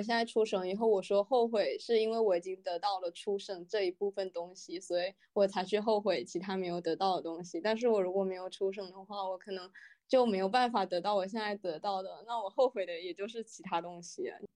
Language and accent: Chinese; Fujian, China; moved away as an adult; 我出去以后反而因为我闽南人这个身份，会，呃，乐衷于去展现我闽南人这个身份，并且 去标榜自己是个闽南人